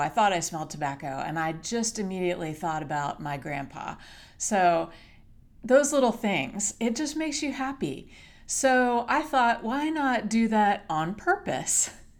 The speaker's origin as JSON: {"language": "English", "region": "Hawaii", "country": "United States", "tie": "born or raised there", "said": "But in kindergarten, in fifth grade, I grew up in Hawaii. And we were so lucky to be stationed there."}